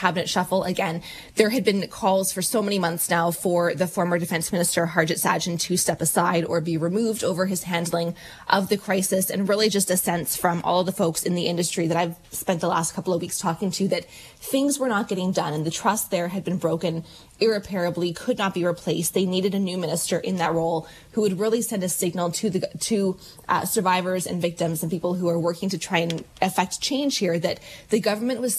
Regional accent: Alberta, Canada; moved away; I was born in Alberta, you know, lived there for many, many years

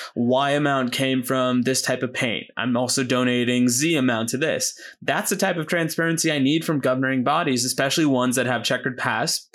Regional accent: United States; I'm American by citizenship and I feel like birth

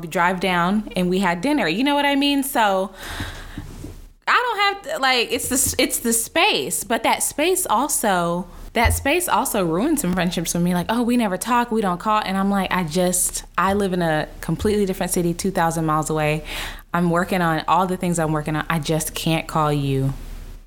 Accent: Dallas, Texas, United States; moved away as an adult; also born or lived in San Francisco; now in Los Angeles, United States; I used to live in Dallas. I'm from Dallas

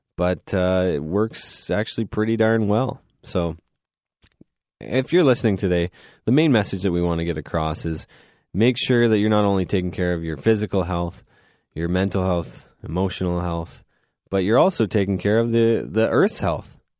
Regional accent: Goderich, Ontario, Canada; now in London, Canada; I'm from Goddard's

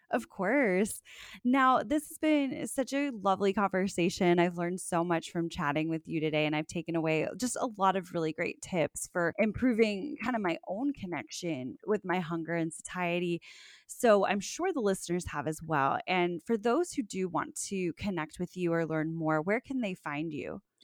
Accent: South Florida, United States; growing up in South Florida, you learn Spanish

